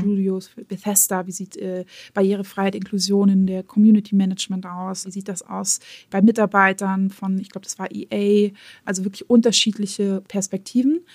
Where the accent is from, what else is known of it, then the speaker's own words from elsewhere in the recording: Germany; Bei uns in Deutschland